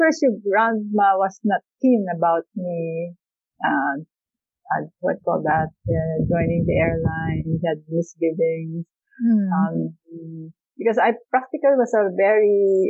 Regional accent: Philippines; moved away as an adult; also born or lived in Hong Kong

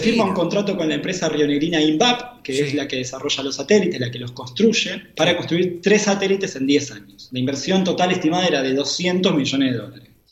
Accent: Argentina; nosotros eh, como argentinos

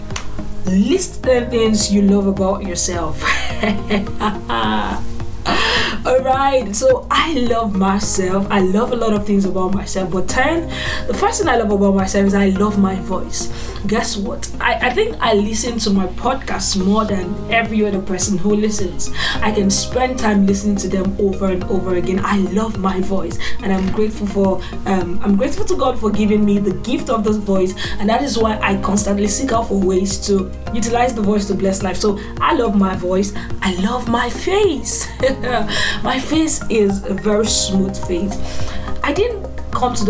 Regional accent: eastern Nigeria, Anambra, Nigeria; now in Abuja, Nigeria; I am a Nigerian from the eastern part of Nigeria, which is Anambra State. Yes, and I reside in FCT Abuja.

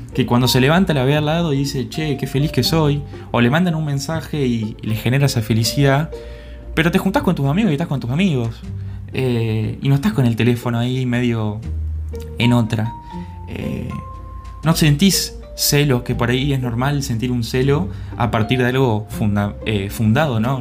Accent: Entre Ríos, Argentina; bicha le decimos en Argentina o en Entre Ríos, de donde soy yo

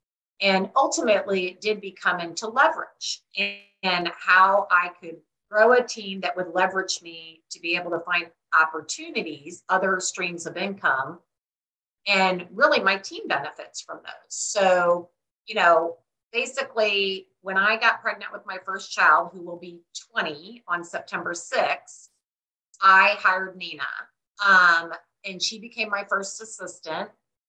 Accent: Midwest, United States; And I'm from the Midwest, and my sister did a little bit of real estate.

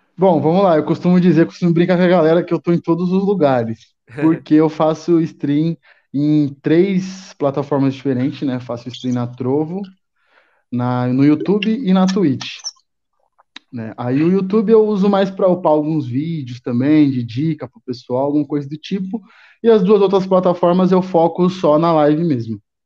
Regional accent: São Paulo, Brazil; Sou de São Paulo, São Paulo, São Paulo, capital e estado também. Moro aqui mais pela zona sul de São Paulo

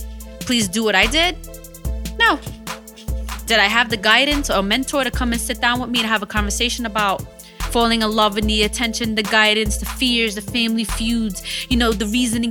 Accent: United States; I'm an American citizen

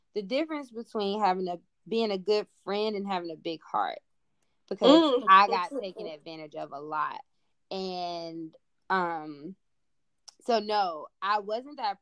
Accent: Charlotte, North Carolina, United States; growing up in Charlotte

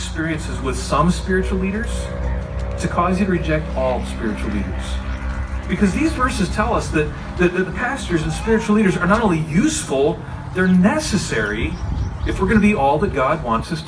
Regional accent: Wisconsin, United States; now in Texas, United States; I grew up in Wisconsin

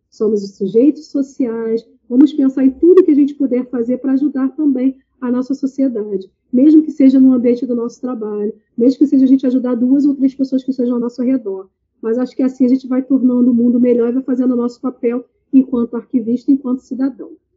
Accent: Baixada Fluminense, Rio de Janeiro, Brazil; venho da Baixada Fluminense, periferia, do Rio de Janeiro

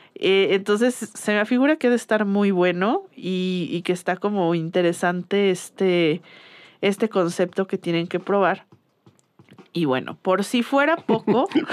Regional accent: Guadalajara, Jalisco, Mexico; yo soy de Guadalajara y yo crecí con la birria

